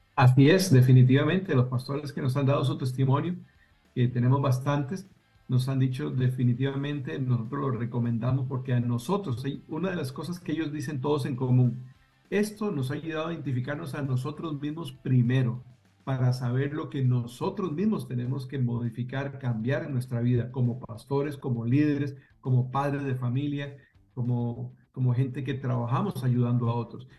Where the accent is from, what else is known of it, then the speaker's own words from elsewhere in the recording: Costa Rica; now in Pembroke Pines, United States; mi esposa, yo y nuestros hijos somos originarios de Costa Rica